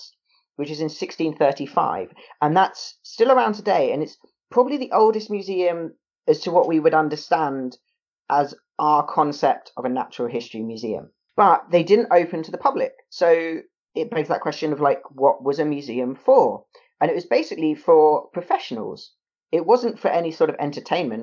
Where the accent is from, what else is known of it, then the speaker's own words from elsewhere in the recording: United Kingdom; I am a British mammal